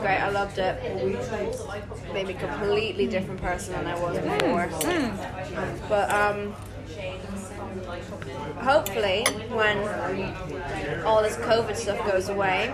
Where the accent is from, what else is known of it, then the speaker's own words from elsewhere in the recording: Ireland; I'm Irish, I just have an English mother